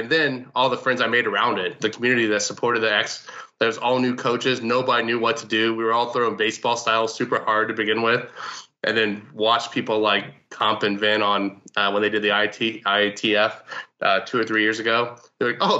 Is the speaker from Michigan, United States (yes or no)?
no; Indianapolis, Indiana, United States; also born or lived in Detroit; now in Pittsburgh, United States; I'm from Indianapolis